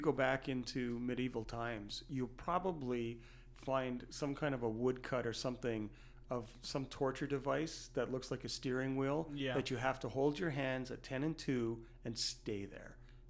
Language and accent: English; Canada; And being Canadian